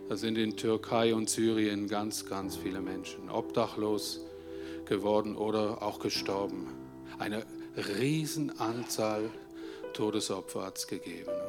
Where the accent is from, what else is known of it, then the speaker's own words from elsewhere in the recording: Switzerland; ein Ausmaß, die wir uns als Schweizer vielleicht gar nicht so vorstellen können.